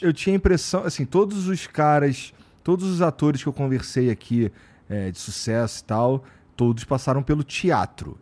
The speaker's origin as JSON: {"language": "Portuguese", "region": "Rio de Janeiro", "country": "Brazil", "moved": "yes", "said": "eu e minha esposa somos cariocas"}